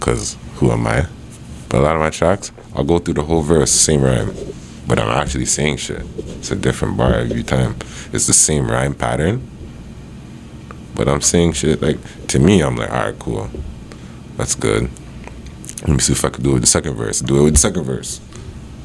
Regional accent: Toronto, Ontario, Canada; I'm from Toronto

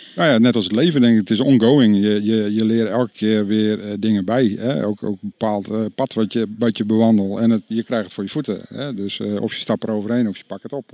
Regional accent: North Holland, Netherlands; ik ben een ja, kaaskop, ik kom uit Noord-Holland

